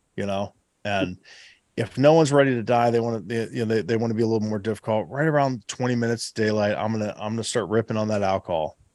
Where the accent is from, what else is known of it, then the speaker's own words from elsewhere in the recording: Southeast Ohio, United States; my home state. Uh, you know, here here in Southeast Ohio